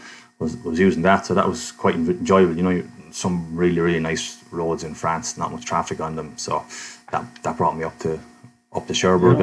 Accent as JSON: {"language": "English", "country": "Ireland", "said": "I was from Ireland"}